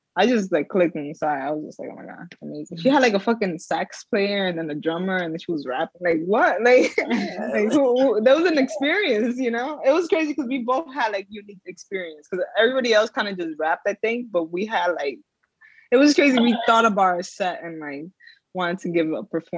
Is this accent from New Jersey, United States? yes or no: yes; New Jersey, United States; I'm from Jersey